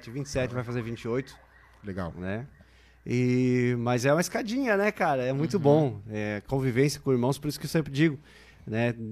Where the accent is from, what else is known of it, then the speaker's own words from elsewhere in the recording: Rio Negrinho, Santa Catarina, Brazil; Sim, sou de Rio Negrinho, né? É... Sou de uma família de seis irmãos, sou o quinto